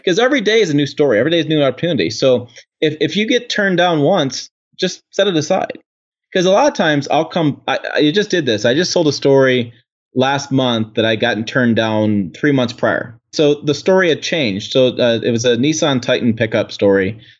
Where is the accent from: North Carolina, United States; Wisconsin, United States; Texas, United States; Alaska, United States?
Wisconsin, United States; Janesville; I was born in Janesville, out, outside the Janesville assembly plant